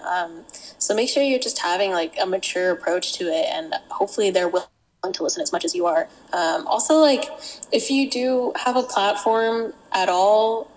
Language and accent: English; the South, United States; We're from the South